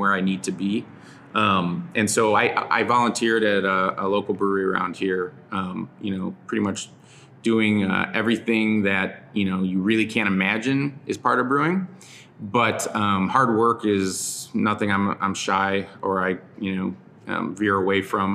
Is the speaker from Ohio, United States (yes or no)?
yes; Cleveland, Ohio, United States; also born or lived in Chicago; now in Southern California, United States; I grew up in Cleveland, Ohio